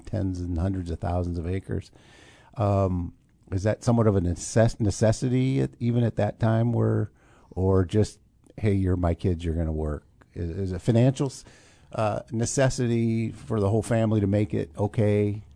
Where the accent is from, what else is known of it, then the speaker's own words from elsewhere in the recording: Urbana, Illinois, United States; now in Champaign, United States; I have an affinity for Urbana, um, growing up there